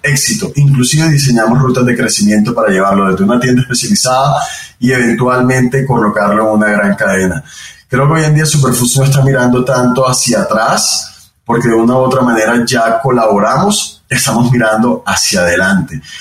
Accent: Barranquilla, Atlántico, Colombia; soy barranquillero, eh, de donde es toda mi familia en Colombia, una ciudad en la costa del país.

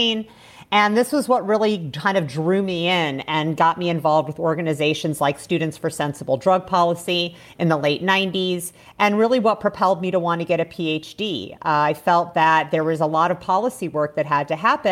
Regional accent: Indiana, United States; moved away as an adult; also born or lived in Chicago; now in Mendocino, United States; I grew up in the Midwest

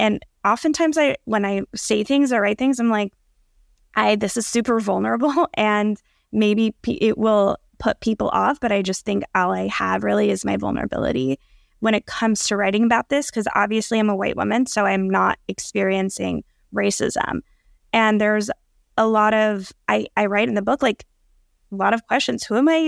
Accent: Allentown, Pennsylvania, United States; in terms of my upbringing, I was born in Allentown, Pennsylvania, which is a pretty large city in Pennsylvania, about an hour and a half from New York, an hour from Philly.

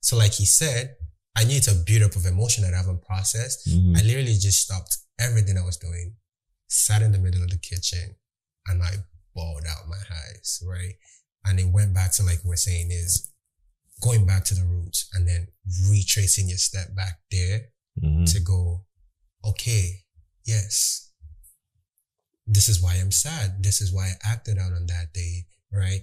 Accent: Nigeria; I was born and raised in Nigeria

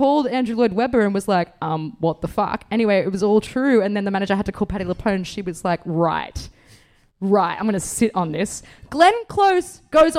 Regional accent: Bathurst, New South Wales, Australia; I'm from Bathurst.

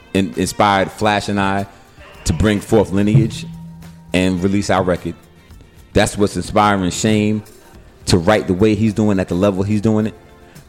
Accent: Bronx, New York, United States; now in North Carolina, United States; I'm a New Yorker to the death. I am Bronx, New York. I am hip hop.

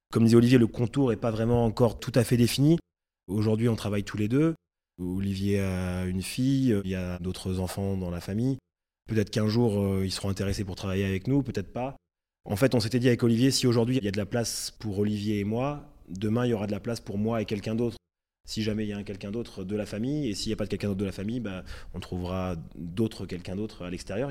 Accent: Reims, Grand Est, France; moved away as an adult; also born or lived in Paris; J'ai grandi à Reims

